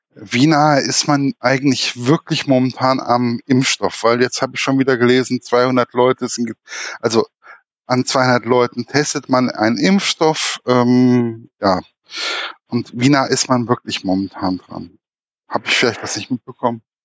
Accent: Hesse, Germany; bei uns in Hessen

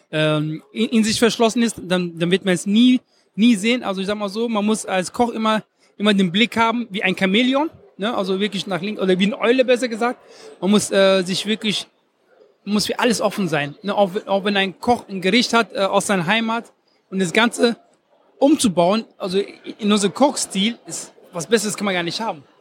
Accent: Ghana; also born or lived in Germany; Ich bin einmal, ich bin einmal Deutscher und einmal aus, ich bin einmal aus Ghana.

